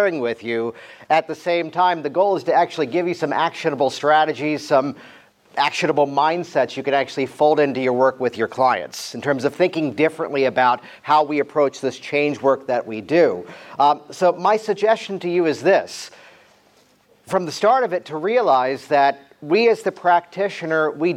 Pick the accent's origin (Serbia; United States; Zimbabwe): United States; Virginia Beach, Virginia; I grew up around Virginia Beach, Virginia